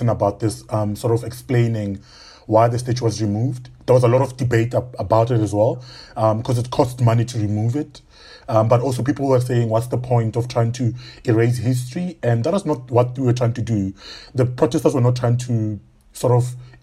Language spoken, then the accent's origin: English; Pretoria, Gauteng, South Africa; moved away as an adult; now in Cape Town, South Africa; So I'm South African, born and bred in Pretoria